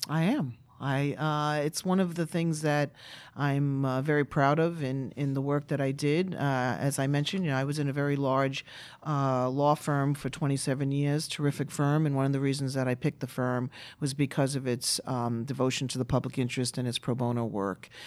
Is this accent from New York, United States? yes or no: yes; New York City, New York, United States; I grew up in Brooklyn, New York.